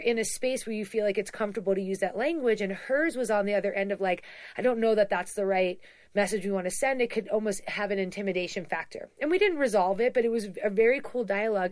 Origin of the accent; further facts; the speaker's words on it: East Coast, United States; we're both from the East Coast